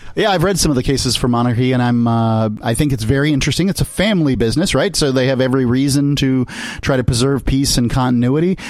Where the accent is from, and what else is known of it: United States